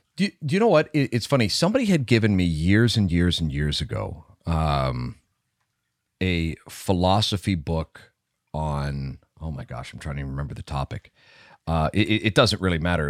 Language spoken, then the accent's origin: English; Canada; good Canadian boys